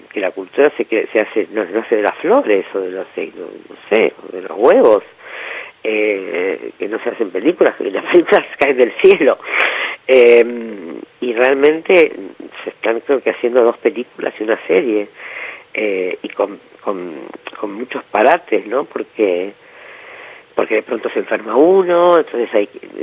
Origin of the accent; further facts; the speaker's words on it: Argentina; somos todos argentinos y argentinas